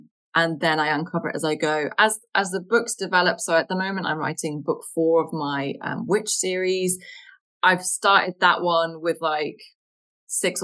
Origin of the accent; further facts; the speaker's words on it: United Kingdom; But I'm British